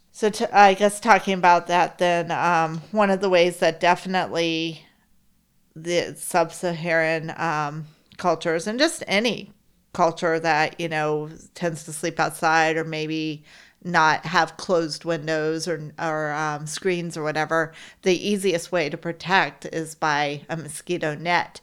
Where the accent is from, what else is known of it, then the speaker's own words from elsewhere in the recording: Florida, United States; growing up in Florida